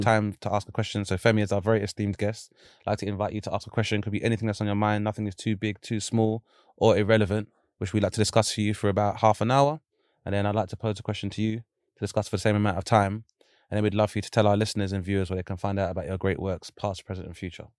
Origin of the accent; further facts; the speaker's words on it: London, United Kingdom; I grew up in Lewisham